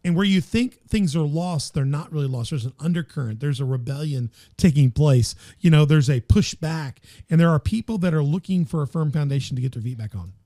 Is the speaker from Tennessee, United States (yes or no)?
yes; Memphis, Tennessee, United States; moved away; my hometown. You know, I grew up in Memphis